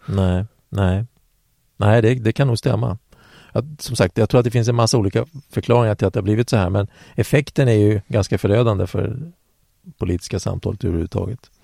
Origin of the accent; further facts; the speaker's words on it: Eskilstuna, Södermanland, Sweden; där är jag född